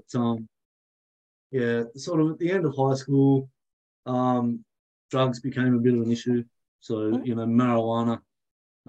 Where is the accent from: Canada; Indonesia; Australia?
Australia; New Norfolk, Tasmania; I grew up in the Derwent Valley. So not too far from Hobart, place called New Norfolk.